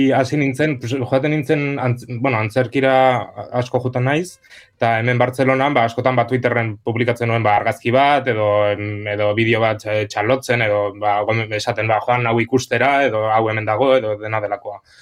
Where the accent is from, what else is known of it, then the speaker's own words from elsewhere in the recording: Pamplona, Navarre, Spain; txikitatik beti egin ditut e, antzerki, iruñako antzerki eskolara jota nintzen